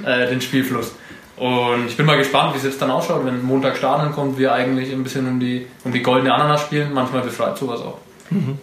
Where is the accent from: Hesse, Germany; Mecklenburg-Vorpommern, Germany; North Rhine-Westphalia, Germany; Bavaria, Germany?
Bavaria, Germany; Kalchreuth; moved away as an adult; now in Nuremberg, Germany; Also komme aus Kalchreuth mittlerweile äh, nicht mehr. Mittlerweile wohne ich in Nürnberg. Ähm, aber Elternhaus in Kalchreuth